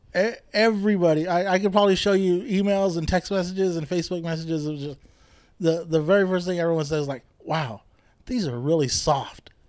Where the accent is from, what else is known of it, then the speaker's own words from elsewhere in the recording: Bakersfield, California, United States; moved away as an adult; also born or lived in Lamont; now in Sacramento, United States; I grew up in Bakersfield, Lamont even